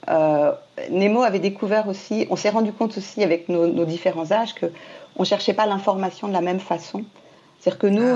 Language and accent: French; Martinique; moved away; j'ai grandi à la Martinique